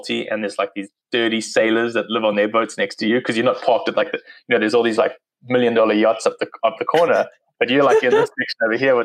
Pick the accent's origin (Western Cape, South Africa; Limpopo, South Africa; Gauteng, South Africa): Western Cape, South Africa; Cape Town; accent: South African; moved away as an adult; also born or lived in Durban; now in United States; So I moved in 2009 from South Africa. I grew up in Cape Town, which is kind of the most southern part.